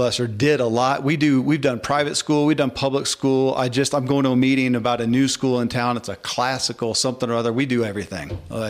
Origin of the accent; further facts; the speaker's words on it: the South, United States; I grew up in the Bible Belt